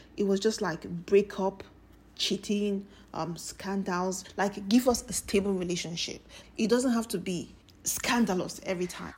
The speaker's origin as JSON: {"language": "English", "country": "Nigeria", "said": "As a Nigerian"}